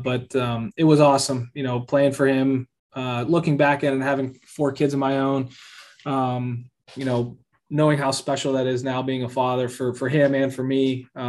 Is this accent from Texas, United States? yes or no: no; Pittsburgh, Pennsylvania, United States; moved away as an adult; now in Kansas City, United States; I wanted to be part of rebuilding my hometown team.